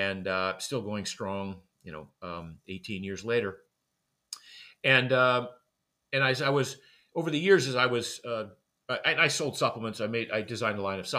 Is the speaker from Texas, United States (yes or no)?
no; Maine, United States; I grew up in Maine. I grew up in a small fishing village in Maine.